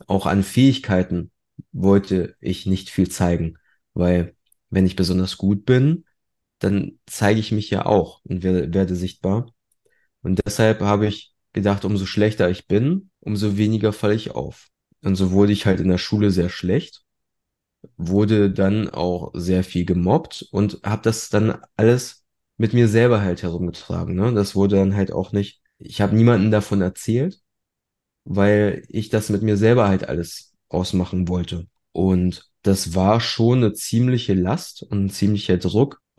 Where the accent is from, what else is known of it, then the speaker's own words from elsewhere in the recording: Germany; also born or lived in Poland; als Einzelkind groß geworden und wir sind schon, als ich noch relativ jung war, also mit 13 Monaten, sind wir damals aus Polen hierher gekommen.